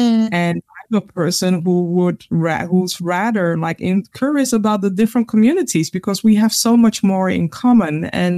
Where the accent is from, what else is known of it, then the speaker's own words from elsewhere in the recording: Ghana; when I'm sharing things from my perspective, as in Ghanaian people are very humble, right? And it's more like we are more invisible than visible.